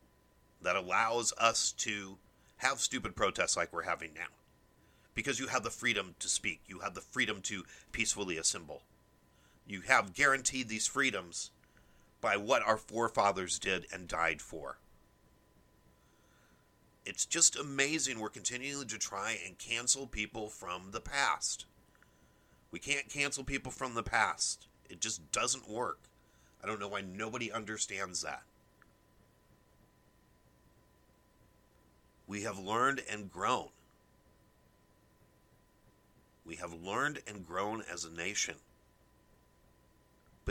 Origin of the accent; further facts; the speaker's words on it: United States; as an American